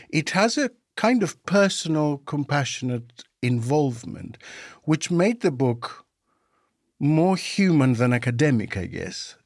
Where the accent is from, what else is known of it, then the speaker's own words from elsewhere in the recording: Greece; now in United Kingdom; in my home country, Greece, when I came over to the U K in nineteen ninety